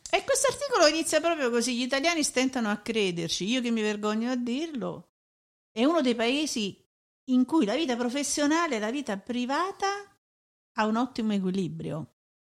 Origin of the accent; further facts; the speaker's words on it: Italy; moved away; also born or lived in Germany; sono italiana